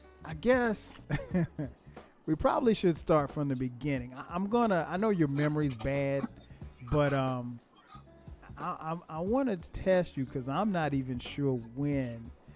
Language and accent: English; Florence, South Carolina, United States; I grew up in Florence, South Carolina.